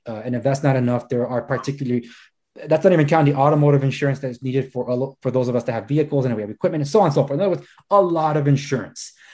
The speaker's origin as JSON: {"language": "English", "town": "Los Angeles", "region": "California", "country": "United States", "tie": "born or raised there"}